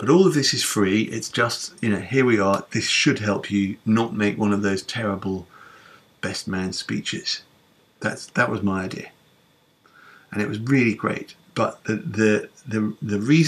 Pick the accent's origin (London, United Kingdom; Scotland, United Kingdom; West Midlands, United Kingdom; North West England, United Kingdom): London, United Kingdom; I am a Londoner